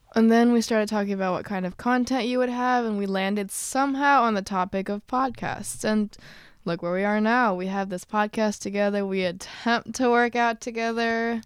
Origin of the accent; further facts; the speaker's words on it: suburb of Chicago, Illinois, United States; I'm from a suburb off of Chicago